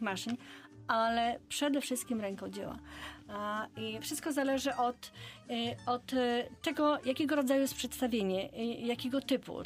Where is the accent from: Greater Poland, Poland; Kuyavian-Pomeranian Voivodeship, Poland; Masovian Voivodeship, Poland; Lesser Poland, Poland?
Kuyavian-Pomeranian Voivodeship, Poland; Bydgoszcz; u nas w Bydgoszczy